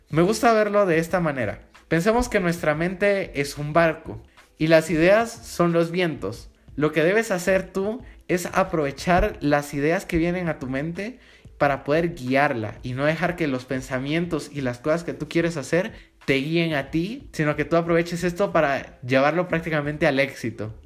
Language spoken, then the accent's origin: Spanish; Guatemala; yo soy de Guatemala